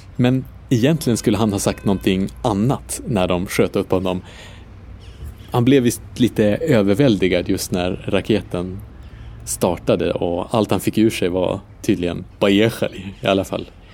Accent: Umeå, Västerbotten County, Sweden; Umeå, där jag kommer ifrån

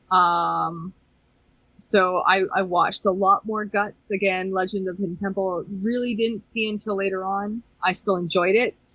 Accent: Canada; I grew up in Canada

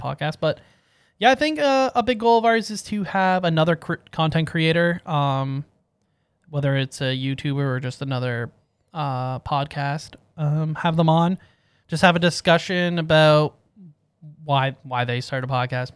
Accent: Canada; we're Canadian

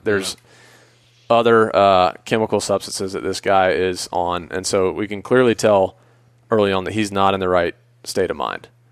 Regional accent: Atlanta, Georgia, United States; I grew up in Atlanta.

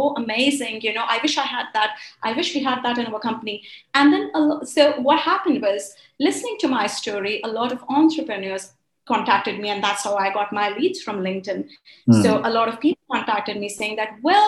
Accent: India; moved away as an adult; also born or lived in Kuwait / Middle East; I was born in Kuwait. Then we moved to India during the war.

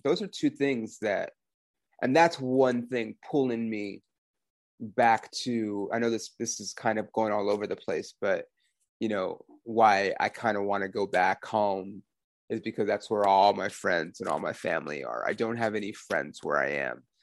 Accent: Los Angeles, California, United States; moved away as an adult; now in Oklahoma City, United States; I was born on Sunset Boulevard, fucking Hollywood, California, born and raised

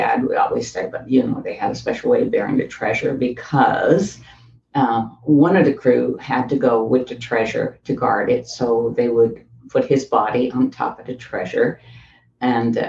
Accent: Newfoundland and Labrador, Canada; I was born in Newfoundland, Canada, and I was the last of a large family.

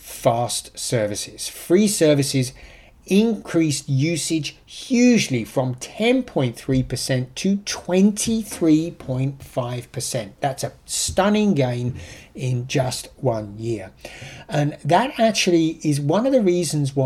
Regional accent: United Kingdom; accent: British; now in United States; I'm an ex-Brit

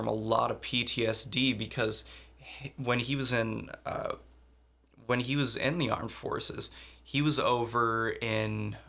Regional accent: Madison, Ohio, United States; born or raised there

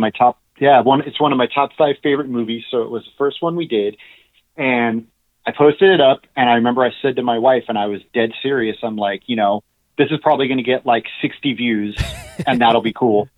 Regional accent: Los Angeles, California, United States; also born or lived in North Hollywood / Reseda / Encino; I grew up in the San Fernando Valley. Um, I was born in North Hollywood and lived there until I was about six or seven years old, and then moved to Reseda

